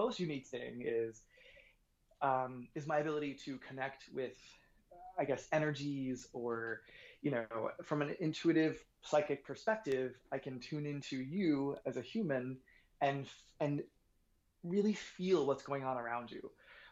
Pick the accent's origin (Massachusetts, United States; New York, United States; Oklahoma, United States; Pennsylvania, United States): New York, United States; moved away as an adult; also born or lived in Boston / Los Angeles; I was born in Boston, grew up in New York